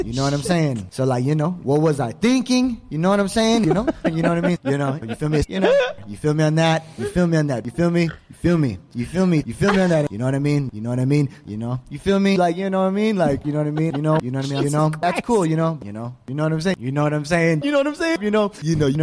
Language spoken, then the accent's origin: English; Houston, Texas, United States; I'm from Houston, Texas